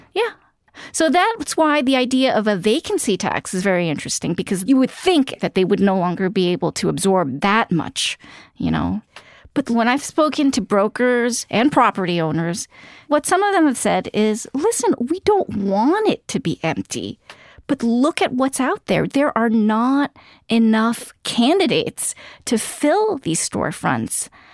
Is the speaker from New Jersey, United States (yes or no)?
no; New York City, New York, United States; I grew up in Queens